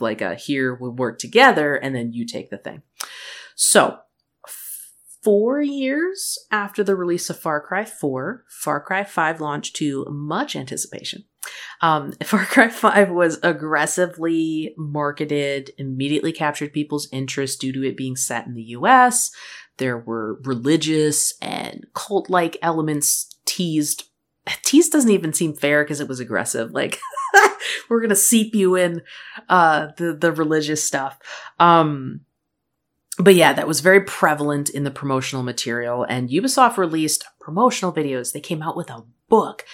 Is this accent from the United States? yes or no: yes; Midwest, United States; moved away; also born or lived in Michigan; I grew up in the Midwest